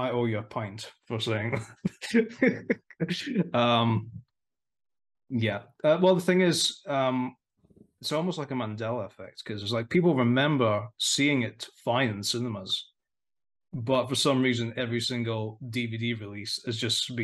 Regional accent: Aberdeen, Scotland, United Kingdom; my hometown on a sunny day. Good old Aberdeen

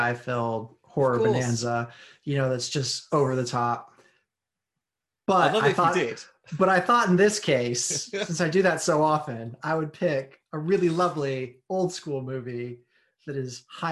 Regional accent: United States; I'm American

